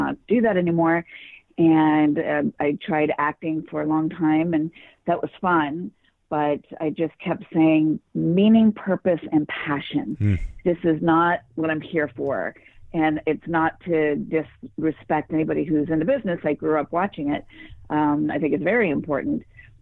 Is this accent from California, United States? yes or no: yes; Los Angeles, California, United States; I grew up in Los Angeles